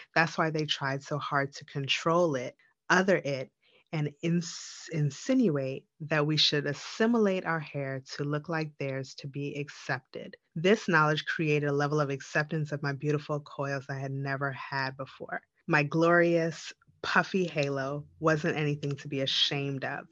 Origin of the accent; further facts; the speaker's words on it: Jamaica; we're both Jamaican